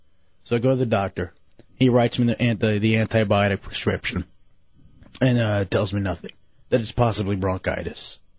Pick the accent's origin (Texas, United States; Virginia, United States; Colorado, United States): Texas, United States; Lubbock; I was born in Lubbock, Texas. I'm an American.